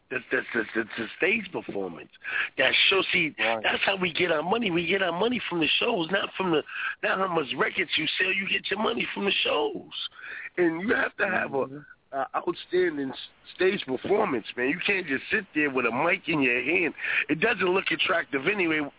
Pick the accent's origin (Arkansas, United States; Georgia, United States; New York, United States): New York, United States